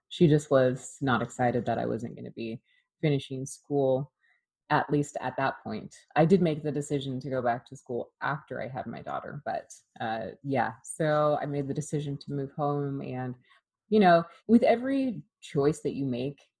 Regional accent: Oregon, United States; I grew up in Oregon

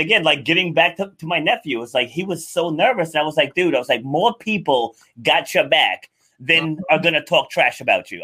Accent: Rhode Island, United States; also born or lived in New York City; I was born in New York City, but then uh, my parents moved moved us out of the city, and we li- I grew up in rural Rhode Island

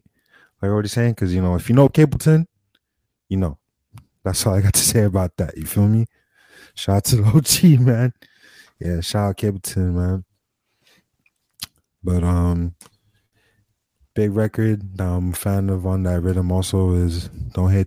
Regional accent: Miami, Florida, United States; I'm from Miami

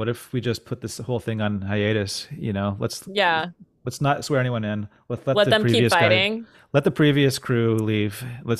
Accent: Houston, Texas, United States; Well, I thought since I grew up in Houston, and you're in Houston, there's a really great mutual aid there called BLMHTX.

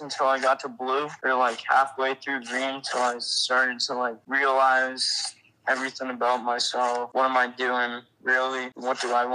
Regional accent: Massachusetts, United States; I'm from Mass.

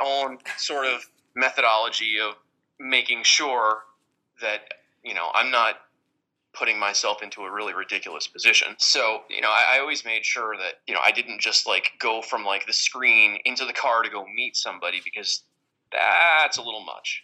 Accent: Westchester, New York, United States; in Westchester, New York

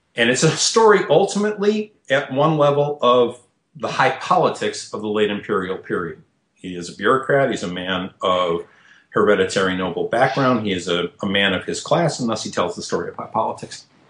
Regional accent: Midwest, United States; also born or lived in Michigan / New York / Tennessee; now in Nashville, United States; I was born in the Midwest

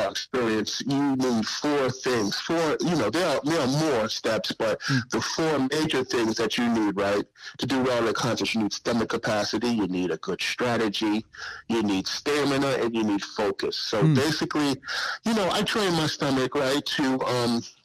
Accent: New York City, New York, United States; also born or lived in Suffolk County, Long Island; I'm originally from South Jamaica, Queens

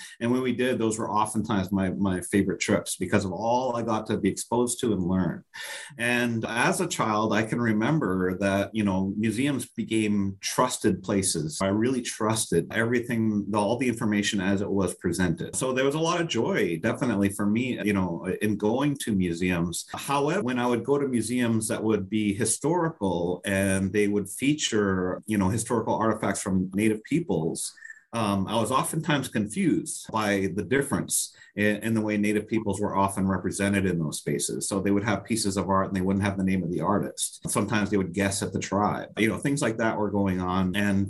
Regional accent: Passamaquoddy, Motahkomikuk, Maine, United States; now in Southern New England, United States; I am a Passamaquoddy from Madoc-Migook, which is part of a larger group of tribes called Wabanaki, or the people of the Dawn.

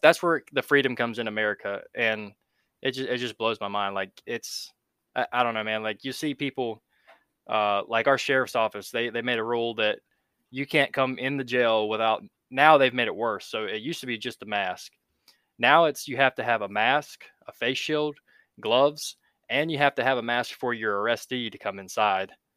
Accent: North Carolina, United States; I've grew up in North Carolina and pretty much have not left the East Coast ever.

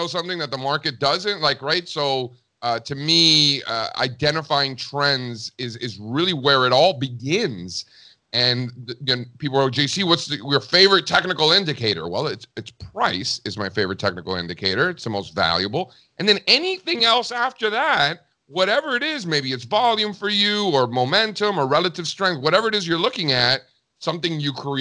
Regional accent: Miami, Florida, United States; moved away as an adult; also born or lived in Connecticut; I grew up in Miami. You know, my family came from Cuba in the early 1960s. I was the first one born in the country

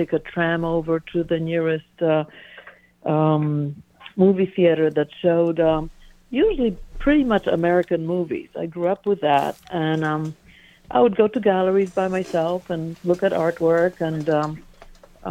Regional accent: Warsaw, Masovian Voivodeship, Poland; also born or lived in Brooklyn; now in United States; I was born and raised in Warsaw, Poland, smack dab in the middle of it.

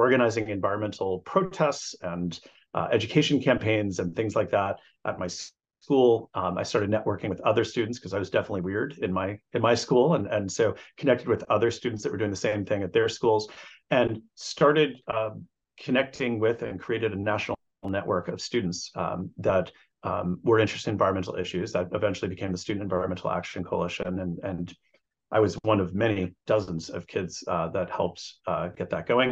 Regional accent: New Jersey, United States; I grew up in New Jersey in the 70s and 80s

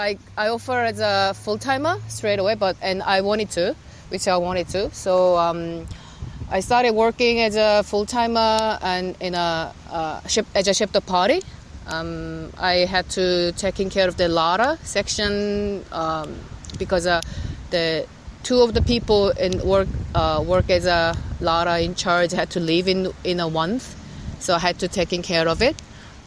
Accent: South Korea; moved away as an adult; now in Australia; I'm originally from Korea, South Korea. And I worked there as a chef in Korea like for 8 years before I came to Australia.

